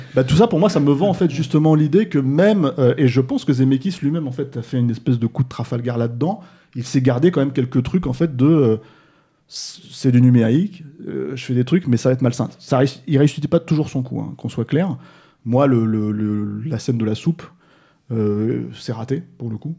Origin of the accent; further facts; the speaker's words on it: France; chez nous en France